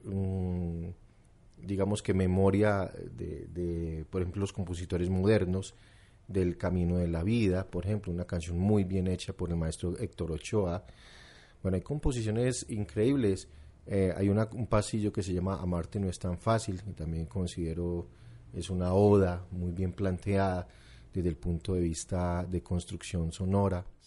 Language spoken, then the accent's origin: Spanish; Medellín, Antioquia, Colombia; a los 15 años exactamente, salimos de Boston con mamá, ya con otras posibilidades económicas, digamos, más estables